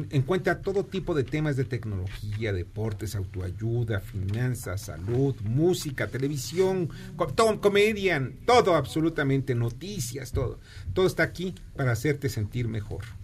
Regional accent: Mexico; En beneficio de los mexicanos, porque somos los dueños de Pemex y de la CFE.

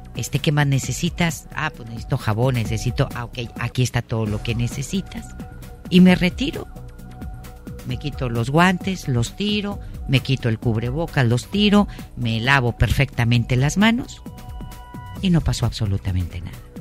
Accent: Mexico

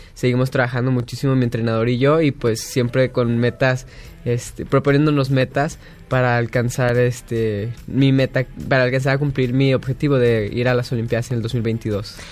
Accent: Guadalajara, Jalisco, Mexico; nací en Guadalajara

